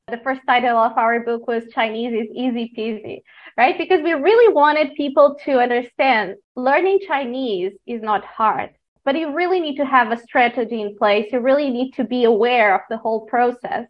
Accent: Portugal; moved away as an adult; now in China; I am from Portugal. Uh, I've been living in China for about seven years now

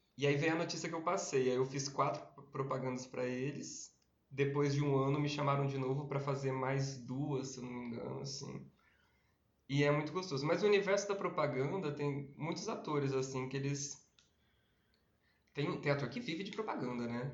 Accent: Campinas, São Paulo, Brazil; eu tenho 30 anos, eu sou de Campinas

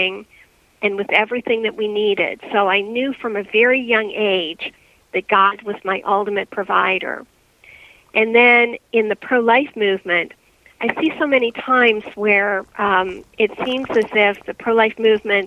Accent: Ohio, United States; moved away as an adult; now in Pennsylvania, United States; I'm originally from Ohio

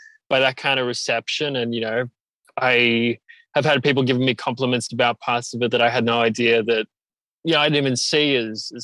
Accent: Melbourne, Victoria, Australia; I'm from Melbourne and make art pop music

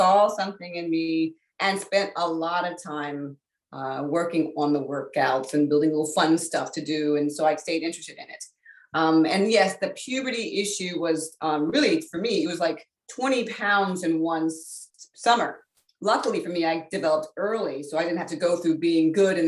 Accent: Northern Virginia, United States; I was born and raised in Virginia, in Northern Virginia.

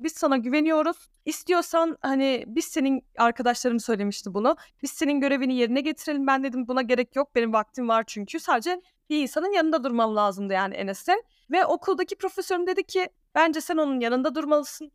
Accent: Alanya, Antalya, Turkey; first language Danish; Turkish is a second language; also born or lived in Denmark; now in Ankara, Turkey; ben Türkiye'de doğdum, Alanya'da doğdum. Çok kişi bilmiyor ama iki ana dilim var. İlk öğrendiğim dil Danca, ikincisi Türkçe.

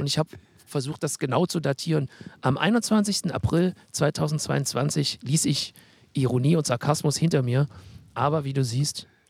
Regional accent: Halle, Saxony-Anhalt, Germany; Als Hallenser

